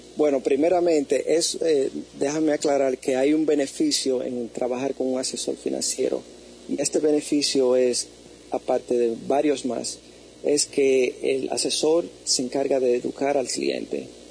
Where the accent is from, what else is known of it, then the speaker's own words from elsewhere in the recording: New York, United States; now in San Francisco, United States; yo soy originalmente de New York